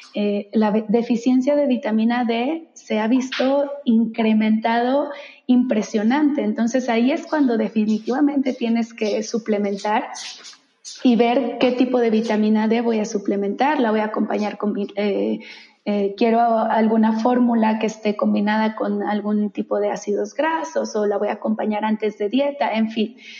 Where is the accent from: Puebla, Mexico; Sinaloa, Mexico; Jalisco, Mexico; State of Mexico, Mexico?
Jalisco, Mexico; Guadalajara; moved away as an adult; also born or lived in San Francisco; una chica de origen tapatía, soy de Guadalajara